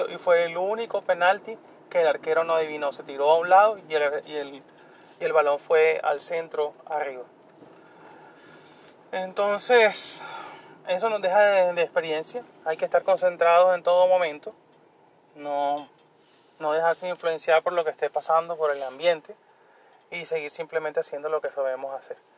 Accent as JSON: {"language": "Spanish", "country": "Colombia", "said": "Yo soy colombiano, pero yo no estoy indignado por eso, porque cuando nosotros ganamos también celebramos y eso es normal."}